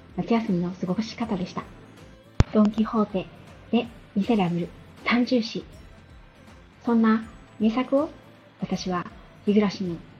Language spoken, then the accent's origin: Japanese; Yokohama, Kanagawa, Japan; 私は五代目の浜っ子で、生まれも育ちもずっとマンションの一室でした